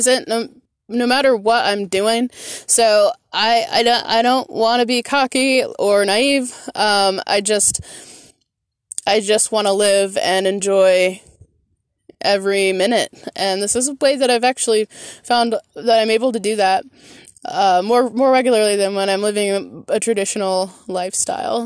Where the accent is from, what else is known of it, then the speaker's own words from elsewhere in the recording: Michigan, United States; moved away as an adult; My family lives back in my home state of Michigan. I'm the only one that ventured out, and I did that 11 years ago when I was 20 years old